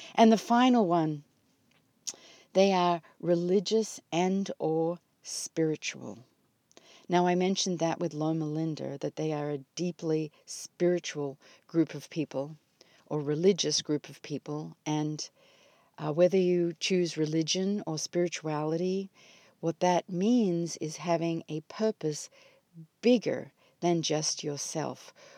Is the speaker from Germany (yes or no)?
no; Australia; moved away as an adult; now in United States; my homeland is under fire. And as you all know, I come from Australia.